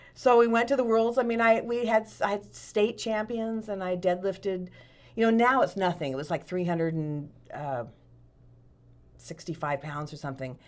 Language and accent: English; Sacramento, California, United States; moved away as an adult; now in Medford, United States; Born and raised, went to El Camino High School